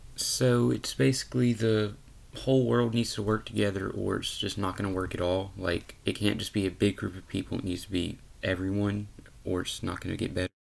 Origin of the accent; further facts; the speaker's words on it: Louisiana, United States; I'm from Louisiana